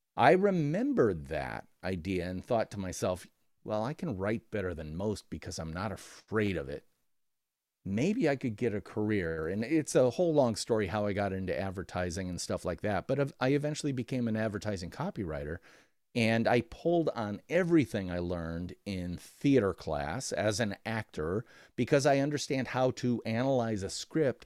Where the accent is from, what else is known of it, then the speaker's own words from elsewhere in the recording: Midwest, United States; I'm from the Midwest of America